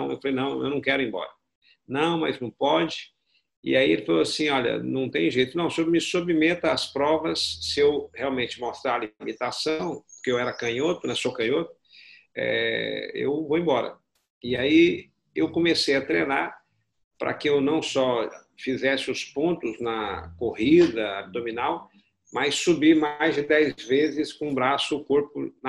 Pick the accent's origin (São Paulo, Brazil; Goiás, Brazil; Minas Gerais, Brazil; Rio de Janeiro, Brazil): Minas Gerais, Brazil; Belo Horizonte; born there; É, eu, sou nascido, na verdade, em Belo Horizonte, né? Meu pai, sou mineiro.